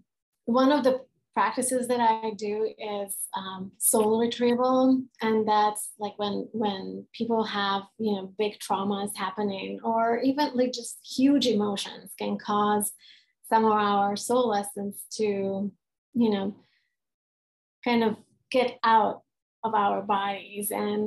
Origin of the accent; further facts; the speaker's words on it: Serbia; I'm a Hungarian that was born and raised in Yugoslavia, which is a non-existent country anymore. When I was 15 years old, we went through a civil war.